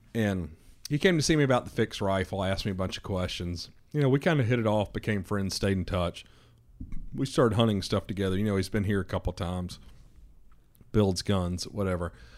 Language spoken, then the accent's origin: English; the South, United States; I'm from the South